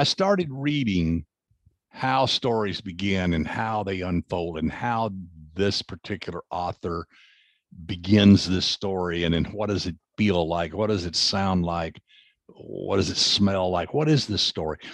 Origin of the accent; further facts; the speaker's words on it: the South, United States; I grew up in the South